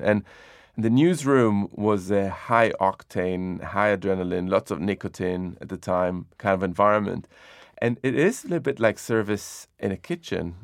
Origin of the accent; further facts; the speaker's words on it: Jerusalem, Jerusalem District, Israel; When I was growing up in Jerusalem